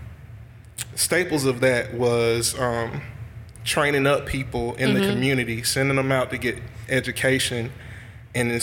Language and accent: English; Mendenhall, Mississippi, United States; moved away; I'm from Mendenhall, Mississippi.